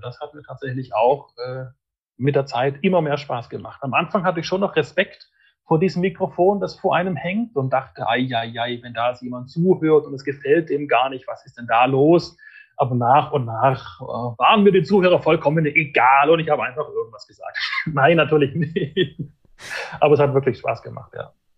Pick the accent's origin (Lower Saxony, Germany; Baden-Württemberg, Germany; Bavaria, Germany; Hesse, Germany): Baden-Württemberg, Germany; Fellbach; ich komme aus Fellbach in der Nähe von Stuttgart